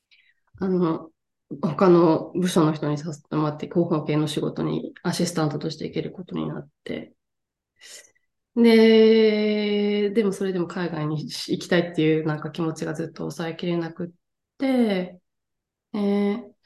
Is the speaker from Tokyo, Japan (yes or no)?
no; Tottori, Japan; moved away as an adult; now in France; 鳥取県鳥取市出 身です